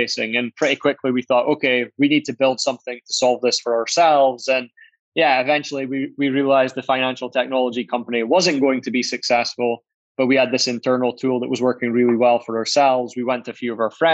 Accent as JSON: {"language": "English", "town": "Aberdeen", "region": "Scotland", "country": "United Kingdom", "said": "I'm from Aberdeen, and which is a fairly small city in Scotland in the UK."}